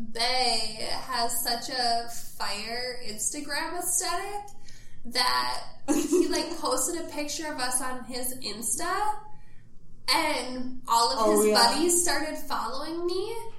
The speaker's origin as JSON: {"language": "English", "town": "Forest Lake", "region": "Minnesota", "country": "United States", "tie": "born or raised there", "said": "my hometown, Forest Lake, Minnesota."}